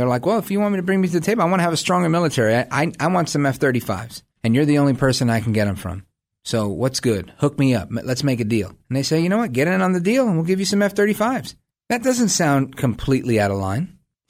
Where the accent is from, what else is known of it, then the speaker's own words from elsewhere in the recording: United States; it's a proud moment for me as an American